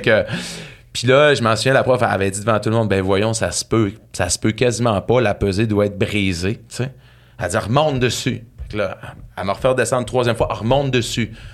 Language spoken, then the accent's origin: French; Saguenay, Quebec, Canada; now in Saint-Lazare, Canada; je viens du Saguenay, euh, d'une petite ville à côté de Chicoutimi qui s'appelle Ville-de-l'Abbé